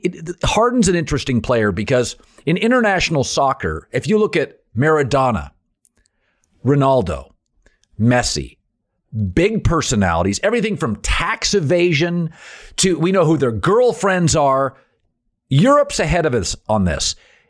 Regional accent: Washington, United States; I loved Connecticut's prep schools, their intensity, I thought it was cool because I grew up in Washington State.

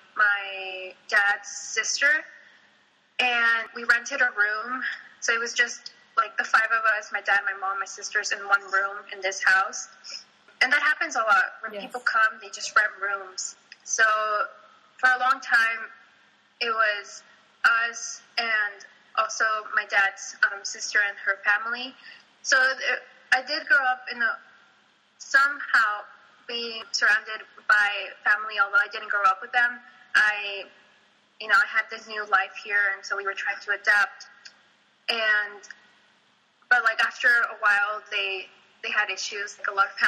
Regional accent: Santa Barbara, California, United States; first language Spanish; English is a second language; also born or lived in Mexico City, Mexico; growing up in Santa Barbara, thankfully we grew up in mostly Latino neighborhoods and communities

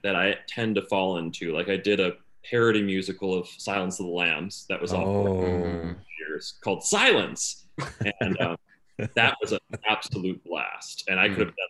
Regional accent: Buffalo, New York, United States; I grew up in Buffalo

